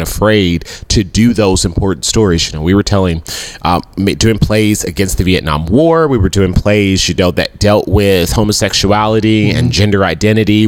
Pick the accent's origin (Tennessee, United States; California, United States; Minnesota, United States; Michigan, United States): Tennessee, United States; Memphis; I grew up in Whitehaven